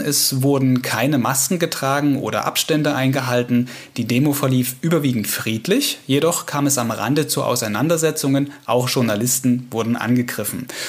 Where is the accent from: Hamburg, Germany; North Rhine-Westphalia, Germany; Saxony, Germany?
Saxony, Germany; bei uns in Sachsen